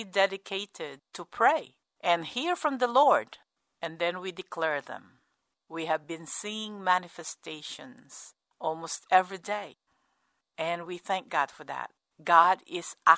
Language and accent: English; United States; as an American